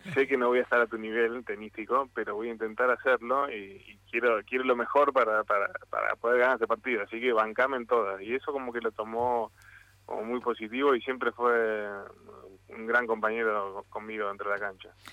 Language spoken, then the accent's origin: Spanish; Mar del Plata, Buenos Aires Province, Argentina; moved away; la ciudad donde nací, la ciudad donde me dio crecer y, donde aprendí y hice todos mis amigos